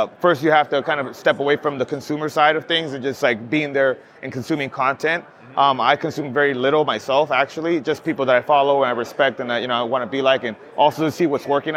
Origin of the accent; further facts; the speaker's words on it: Los Angeles, California, United States; moved away as an adult; now in Hawaii, United States; I grew up in Southern California, Los Angeles, and then I moved to Hawaii 2 years ago during COVID